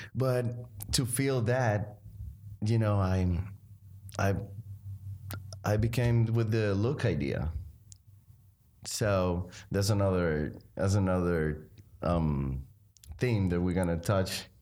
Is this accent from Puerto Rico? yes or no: yes; Arecibo, Puerto Rico; I grew up there with, um, the family, my three brothers and my mom and dad.